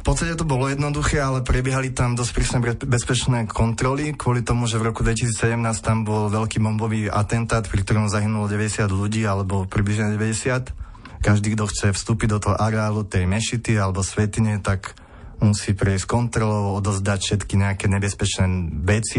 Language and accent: Slovak; Slovakia; sme Slováci